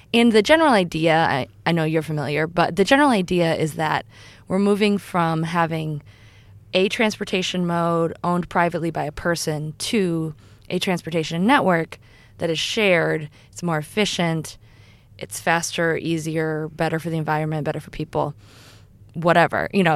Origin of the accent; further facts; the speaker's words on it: Iowa, United States; I'm from Iowa, which is a fairly rural state in the U S